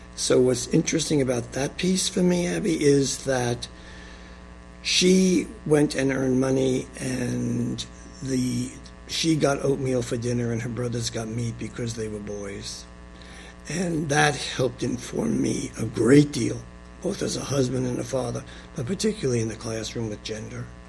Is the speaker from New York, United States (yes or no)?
yes; New York City, New York, United States; also born or lived in Long Island, New York; I was born in Flushing, New York on December 21st, 1942